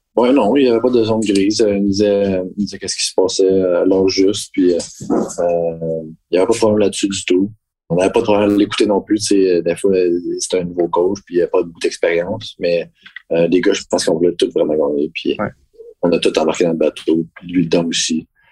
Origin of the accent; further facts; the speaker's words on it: Quebec, Canada; en tant que Québécois